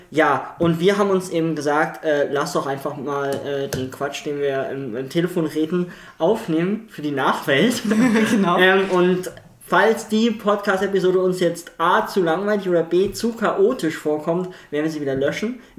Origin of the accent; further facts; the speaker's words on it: Hamburg, Germany; Ich komme eigentlich aus Hamburg ähm, und...